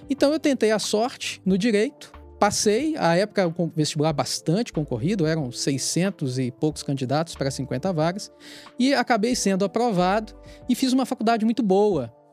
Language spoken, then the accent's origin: Portuguese; Itabira, Minas Gerais, Brazil; born there; sou uma pessoa de origem humilde. Eu nasci em Itabira, Minas Gerais.